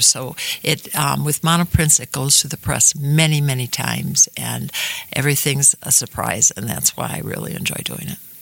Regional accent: Shorewood, Wisconsin, United States; a young gal growing up in Shorewood

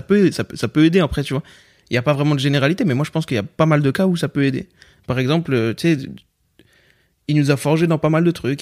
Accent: Pierrefitte-sur-Seine, Île-de-France, France; j'ai grandi à Pierrefitte, Saint-Denis et compagnie

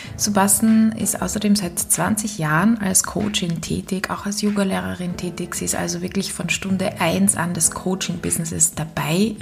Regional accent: Austria; accent: Austrian; meinen österreichischen Akzent

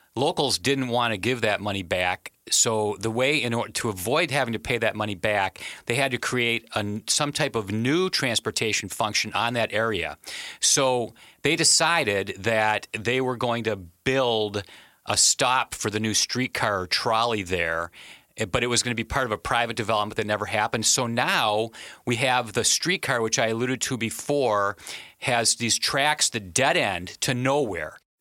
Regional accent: Wisconsin, United States; I'm from, I'm from Wisconsin

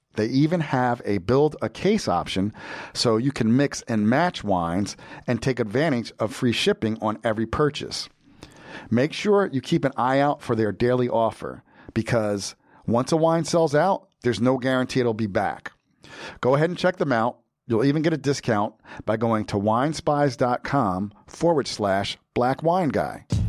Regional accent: Jersey Shore, New Jersey, United States; moved away as an adult; also born or lived in California; I'm from Jersey. I'm right? from the Jersey Shore

